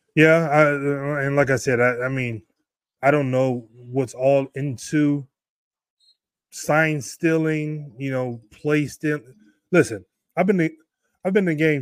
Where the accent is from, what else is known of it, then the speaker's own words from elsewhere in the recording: Detroit, Michigan, United States; a little kid growing up in Detroit